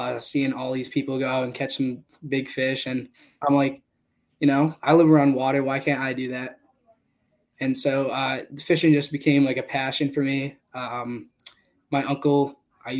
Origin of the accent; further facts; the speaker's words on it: Taunton, Massachusetts, United States; So, I'm from Massachusetts. I'm from Taunton